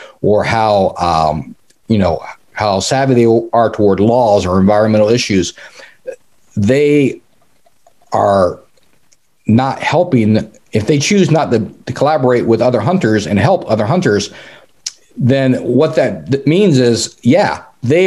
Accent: North Carolina, United States; moved away; I grew up in North Carolina. I was the son of an Army Green Beret at Fort Bragg.

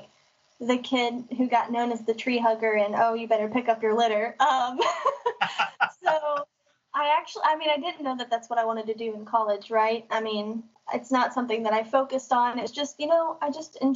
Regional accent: Collierville, Tennessee, United States; also born or lived in Memphis / Millington, Tennessee; I grew up in Collierville, and now I currently live in Millington, Tennessee

